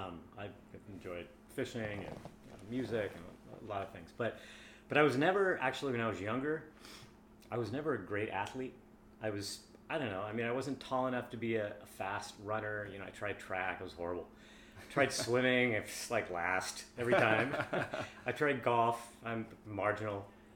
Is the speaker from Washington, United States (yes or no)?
yes; Seattle, Washington, United States; also born or lived in California; I went to Nathan Hill High School. I grew up in kind of the Wedgwood area in northeast Seattle, and then we bought a house where we brought our kids up about 10 blocks away.